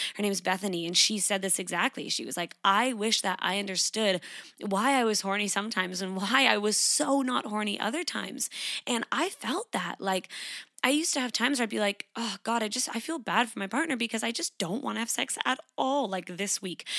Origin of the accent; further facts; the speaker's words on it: Canada; moved away as an adult; now in Sydney, Australia; I grew up in Canada. I currently live in Sydney, Australia. I've been here for four years.